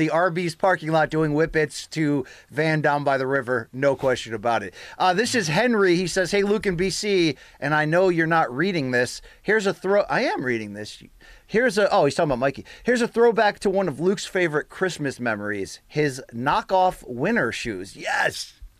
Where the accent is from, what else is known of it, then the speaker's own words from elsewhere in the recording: Russia; now in Philadelphia, United States; I might be the only Russian fan this show has. … I was born and raised in Russia, but I've been in the U.S. for 10 years. I live in Philly.